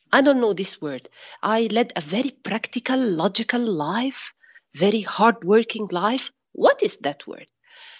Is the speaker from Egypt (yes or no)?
yes; Egypt; from Egypt